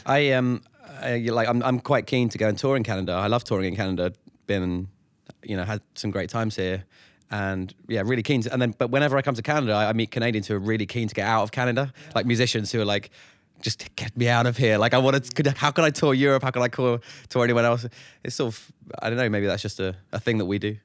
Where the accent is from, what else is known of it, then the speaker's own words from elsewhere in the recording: London, United Kingdom; I was born in North London. I've lived there more or less my whole life